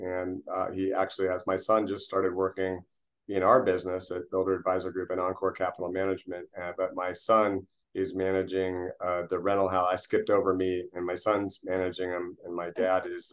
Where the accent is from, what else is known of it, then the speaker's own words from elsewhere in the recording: Fremont, California, United States; We grew up in Fremont, California